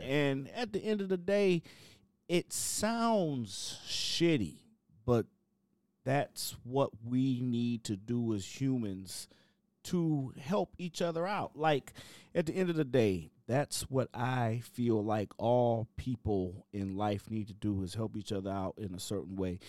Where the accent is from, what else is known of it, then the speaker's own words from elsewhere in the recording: Cleveland, Ohio, United States; moved away; also born or lived in Chicago, Illinois; I'm from Cleveland, Ohio. I got to Chicago, Illinois, and I got sent straight to the West Side